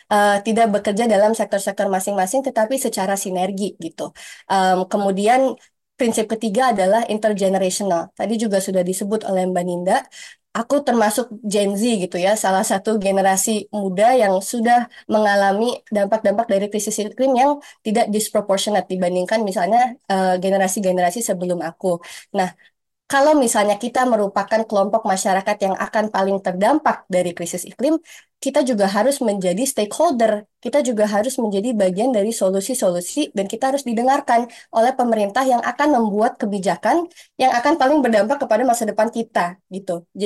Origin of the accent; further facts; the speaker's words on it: Kalimantan, Indonesia; di Kalimantan di mana saya berasal dari Kalimantan